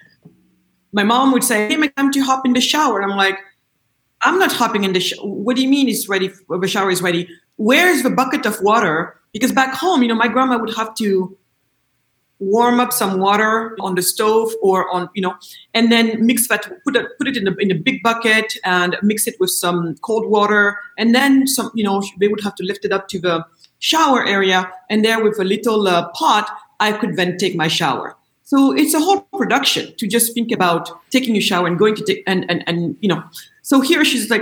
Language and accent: English; Senegal; I was born in Senegal, west coast of Africa.